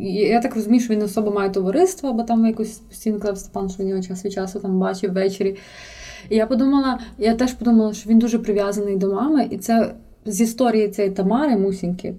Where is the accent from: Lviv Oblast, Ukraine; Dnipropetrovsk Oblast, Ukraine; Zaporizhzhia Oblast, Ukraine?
Lviv Oblast, Ukraine; Lviv; я не виїжджала з Львова, але я виїхала з Левандівки в центр